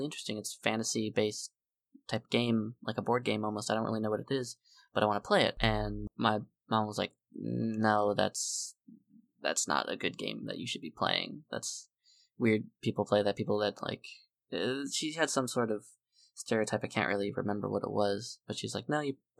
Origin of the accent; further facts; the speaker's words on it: South Florida, United States; I grew up in South Florida